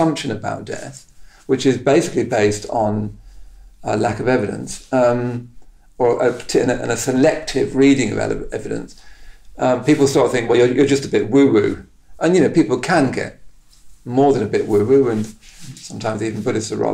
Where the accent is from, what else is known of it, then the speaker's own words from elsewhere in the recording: Henley-in-Arden, West Midlands, United Kingdom; moved away; this small town of Henley in Arden, where I came from